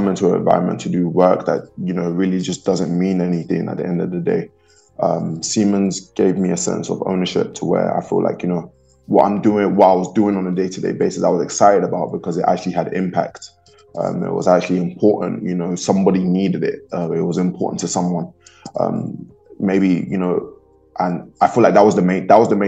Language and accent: English; London, United Kingdom; moved away; I was born and raised in London. I'm born and raised in the UK